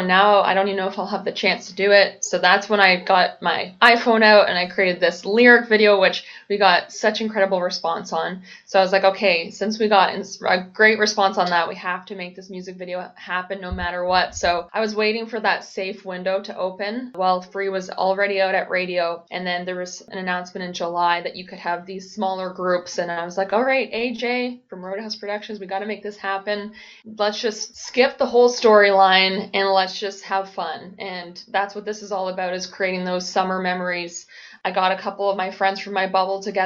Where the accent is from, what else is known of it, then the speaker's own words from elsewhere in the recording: Peterborough, Ontario, Canada; my youth growing up in Peterborough